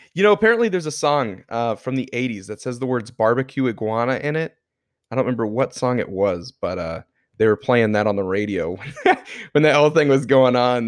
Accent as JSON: {"language": "English", "region": "Florida", "country": "United States", "tie": "born or raised there", "said": "born and raised in Florida"}